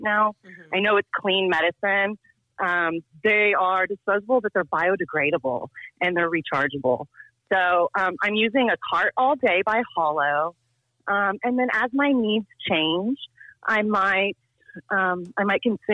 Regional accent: Tulsa, Oklahoma, United States; moved away as an adult; also born or lived in Washington, D.C. / Richmond, Virginia; I grew up in Tulsa

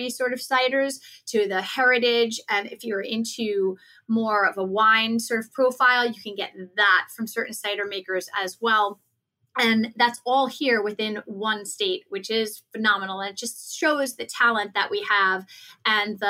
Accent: New York City, New York, United States; I was born and raised in New York City. And I'm just a New York girl

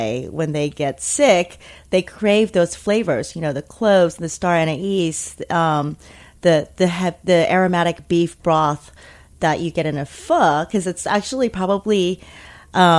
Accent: United States; also born or lived in Taiwan; I was born in Taiwan, and my family is still in Asia, but I grew up in America

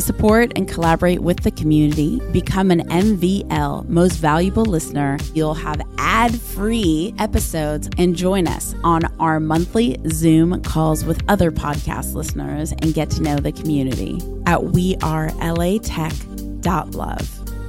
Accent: Los Angeles, California, United States; born and raised

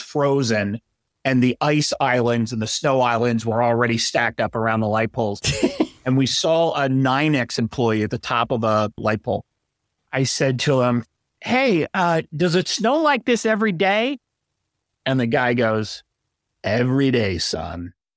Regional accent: Delaware, United States; moved away as an adult; I'm originally from Delaware

